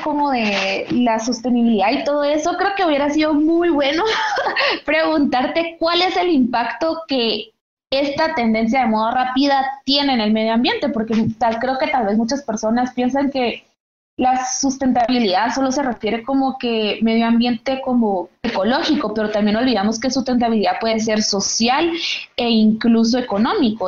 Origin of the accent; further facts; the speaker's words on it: Guatemala; como guatemaltecos